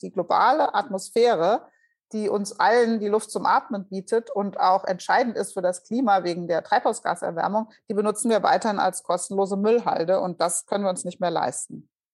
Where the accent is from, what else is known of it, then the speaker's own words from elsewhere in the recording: Hesse, Germany; moved away; also born or lived in Bremen; ich bin Hessin